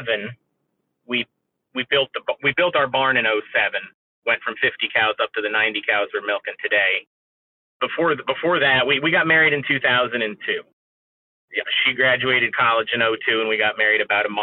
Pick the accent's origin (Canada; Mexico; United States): United States; Northeast Pennsylvania; now in central Pennsylvania, United States; where I grew up in Northeast Pennsylvania, there really weren't a lot of dairy farms left